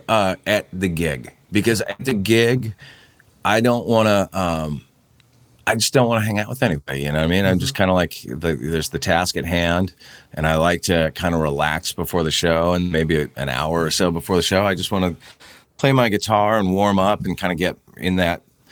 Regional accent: Santa Barbara, California, United States; moved away; I grew up in Santa Barbara

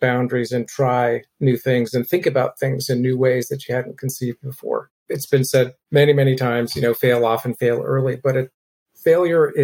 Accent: Berkeley, California, United States; also born or lived in Oakland / San Francisco; when I was growing up in Berkeley

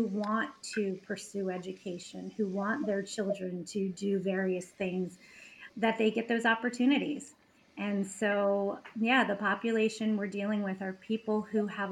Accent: Baltimore, Maryland, United States; I grew up in Baltimore City. I went to Baltimore City public schools

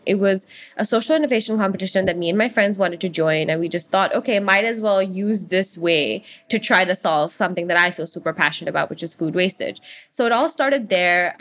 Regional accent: Hong Kong; where I'm from when I'm elsewhere in the world, I always say Hong Kong, even though it's pretty clear that I'm Indian

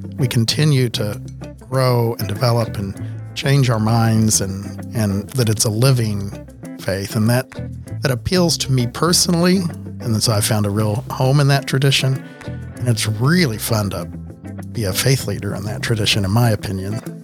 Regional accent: Miami, Oklahoma, United States; I grew up in Miami, Oklahoma, town of about fifteen thousand at that point in the seventies and eighties

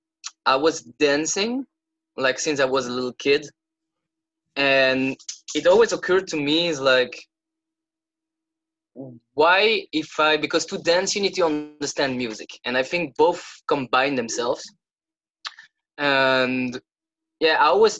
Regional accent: Belgium; I come from Belgium

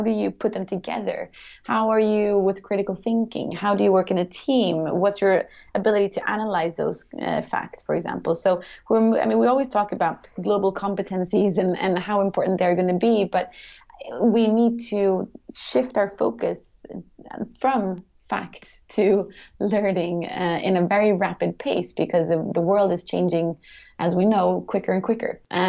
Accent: Sweden; also born or lived in United States / China / United Kingdom; I am from Sweden originally, but I lived most of my life abroad. So I grew up in the States when I was younger, and then I went to high school in China, of all places.

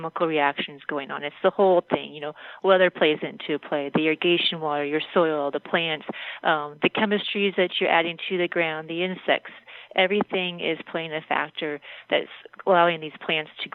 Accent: Mesa, Arizona, United States; also born or lived in San Diego; I grew up in Mesa, and I've been in Arizona for about 40 years

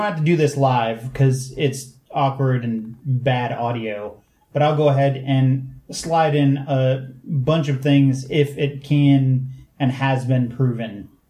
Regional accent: United States; as an American who uses the internet and a cell phone

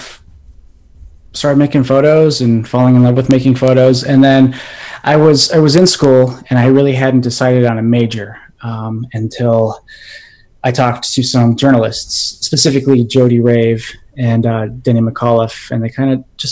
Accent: Montana, United States; moved away as an adult; now in Chicago, United States; I am Crow. I'm from Montana. I recently relocated to Chicago, but you know, I try to go back home to Montana

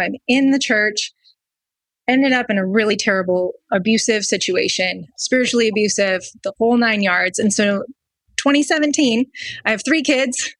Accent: Wisconsin, United States; we lived in Wisconsin

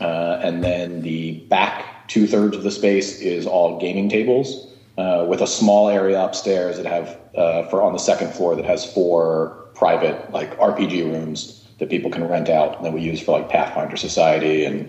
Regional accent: Philadelphia, Pennsylvania, United States; I've lived in Philly my whole life.

